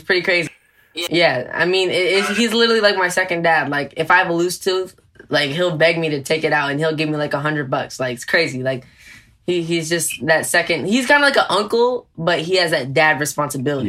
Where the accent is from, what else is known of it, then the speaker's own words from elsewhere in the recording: Oxnard, California, United States; also born or lived in Ventura, California; I was born in Ventura, but I was raised obviously in Oxnard, California.